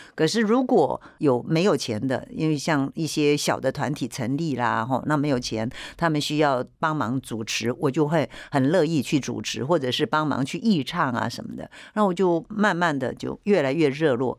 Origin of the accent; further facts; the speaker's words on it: Penghu County, Taiwan; moved away; also born or lived in Taipei; 我从澎湖来到台北念书